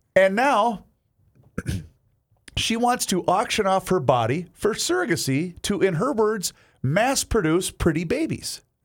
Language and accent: English; Faribault, Minnesota, United States; moved away; when I was growing up in Faribault